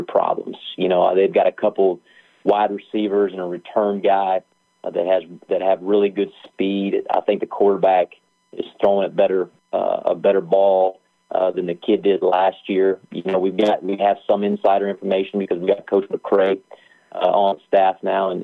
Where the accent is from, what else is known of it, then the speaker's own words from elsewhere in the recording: Wyoming, United States; moved away; I'm from Wyoming.